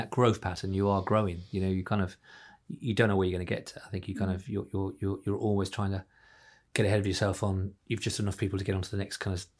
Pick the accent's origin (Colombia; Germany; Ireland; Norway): Ireland; now in London, United Kingdom; I came from Ireland into London. It's a scary place when you're on your own, and it is.